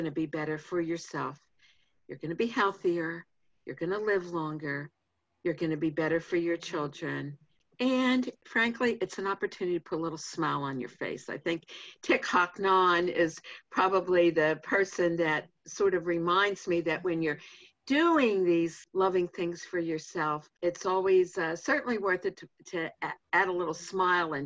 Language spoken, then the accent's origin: English; Pittsburgh, Pennsylvania, United States; I grew up in Pittsburgh